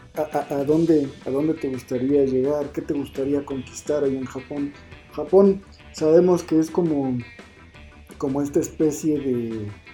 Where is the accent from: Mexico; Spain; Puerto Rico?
Mexico; nuestra idiosincrasia como mexicano